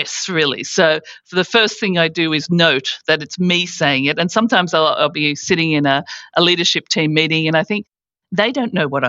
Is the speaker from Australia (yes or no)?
yes; Australia; moved away as an adult; also born or lived in United States / United Kingdom; coming from Australia